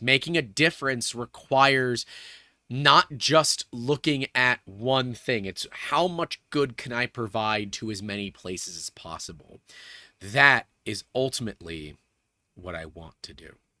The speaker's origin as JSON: {"language": "English", "country": "United States"}